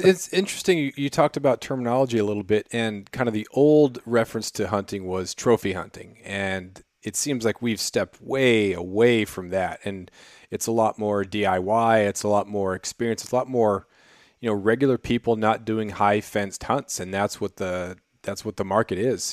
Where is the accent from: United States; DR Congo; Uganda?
United States; Prince of Wales Island, Alaska; also born or lived in Colorado; I grew up on Prince of Wales Island, which is famous for, for black bear and for, uh, uh, black-tailed deer